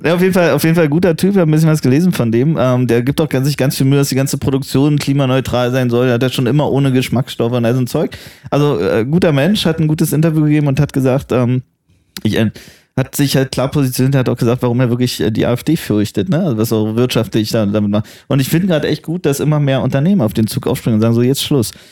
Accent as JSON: {"language": "German", "town": "Potsdam", "region": "Brandenburg", "country": "Germany", "tie": "born or raised there", "said": "ich bin ein bisschen stolz auf meine Heimatstadt"}